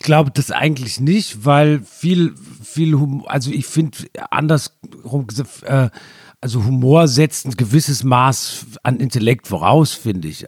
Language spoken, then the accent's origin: German; Germany; ich bin ja sehr nah an Frankreich aufgewachsen, hatte deshalb Zugang, war oft in Straßburg